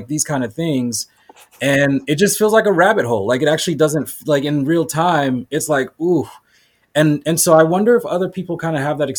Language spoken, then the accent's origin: English; Boston, Massachusetts, United States; now in San Diego, United States; growing up I grew up in Boston.